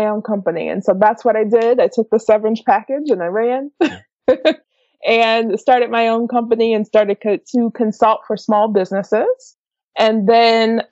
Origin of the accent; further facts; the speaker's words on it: Slidell, Louisiana, United States; moved away as an adult; now in Los Angeles, United States; So I am originally from Slidell, Louisiana, which is just outside of New Orleans